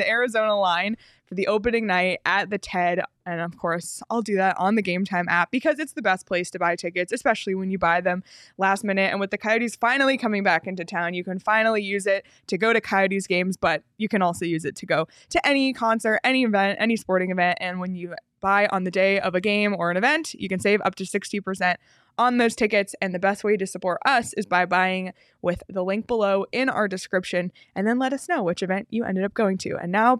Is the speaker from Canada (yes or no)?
yes; Canada; As a Canadian, dream.